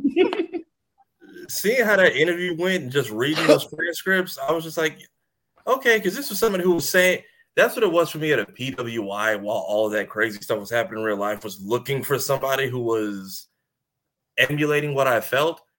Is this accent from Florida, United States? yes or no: yes; Ocoee, Florida, United States; I, graduated from Ocoee High School